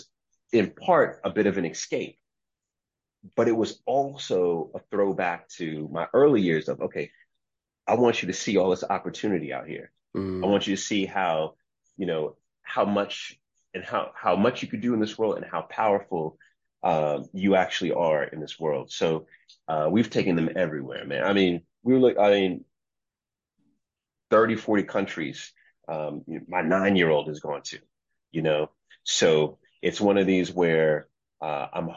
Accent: United States; In the United States of America, growing up, especially throughout the 80s and the 90s in New York, right around DC

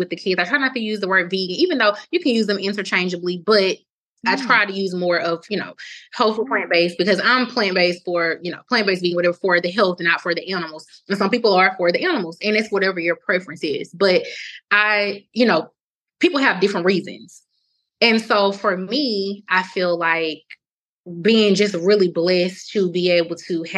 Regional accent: Mobile, Alabama, United States; moved away as an adult; also born or lived in St. Joseph, Missouri; I'm from Alabama, Mobile

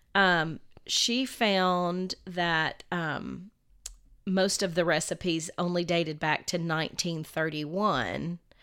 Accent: the South, United States; I'm a Southerner

